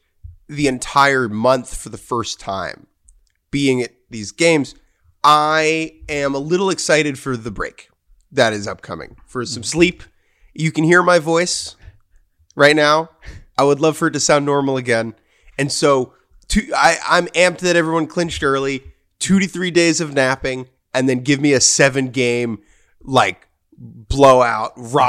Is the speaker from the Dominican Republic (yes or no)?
yes; Dominican Republic; English is a second language; I'm from the Dominican. We play a lot of baseball in the backyard. From where I'm from, we play too much baseball.